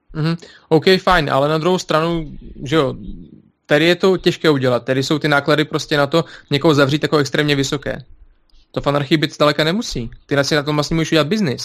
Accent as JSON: {"language": "Czech", "country": "Belarus", "moved": "yes", "lives_now": "Czech Republic", "said": "jsem z Běloruska"}